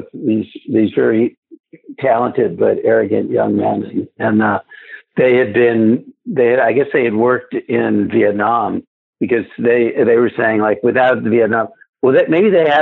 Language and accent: English; Leonia, New Jersey, United States; also born or lived in Brooklyn, New York; we moved from Brooklyn and wound up in the sleepy hamlet of Leonia, New Jersey